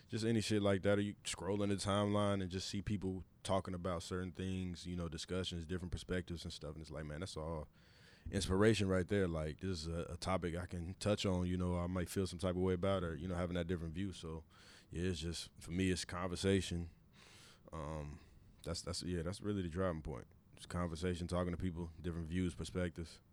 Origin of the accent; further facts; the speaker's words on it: Kansas City, Missouri, United States; we're both from Kansas City